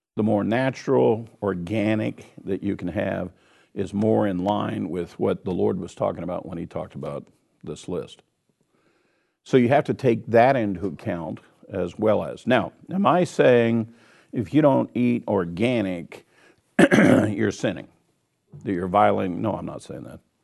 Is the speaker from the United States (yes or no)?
yes; Kansas, United States; I'm from Kansas, so I say wash, wash it